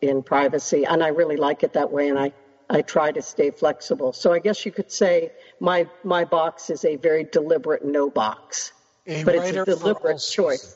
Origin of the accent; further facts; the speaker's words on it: Washington, District of Columbia, United States; moved away as an adult; I grew up in Washington, D.C., with 80 to 90% humidity